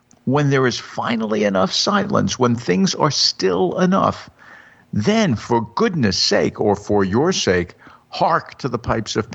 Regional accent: United States; I'm an American.

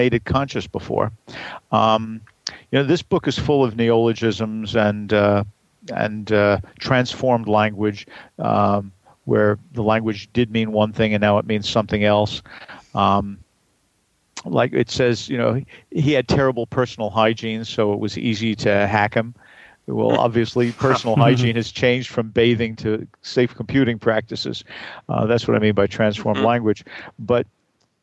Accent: New York City, New York, United States; I grew up in Brooklyn

